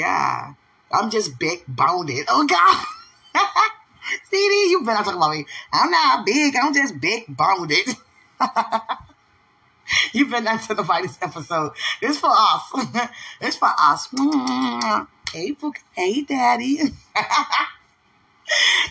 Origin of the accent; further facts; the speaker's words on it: United States; accent: American; I'm American